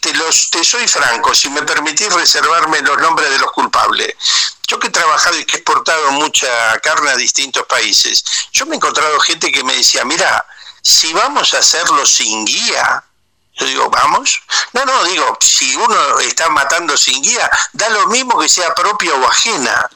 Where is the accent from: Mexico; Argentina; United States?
Argentina